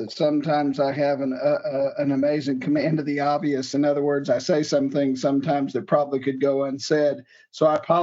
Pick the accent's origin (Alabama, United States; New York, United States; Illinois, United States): Illinois, United States; Johnson County; I was born and raised in Johnson County, Illinois, a small rural county in the southern tip of Illinois